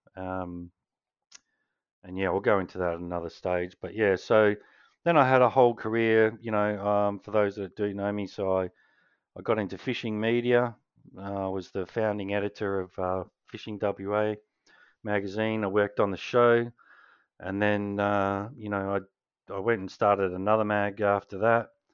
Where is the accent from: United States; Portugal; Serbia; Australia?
Australia; Canberra, Australian Capital Territory; I was born in Canberra